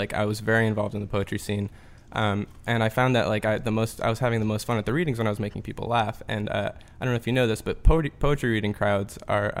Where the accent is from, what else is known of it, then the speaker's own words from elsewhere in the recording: Metairie, Louisiana, United States; No. I grew up here, actually. I grew up